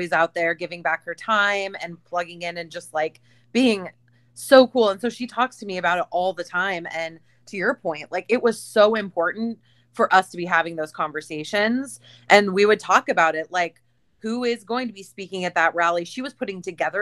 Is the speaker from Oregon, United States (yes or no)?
no; Iowa, United States; I'm Iowa